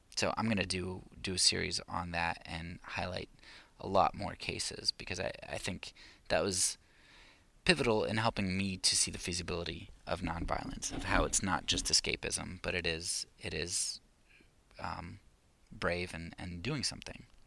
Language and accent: English; United States; I'm an American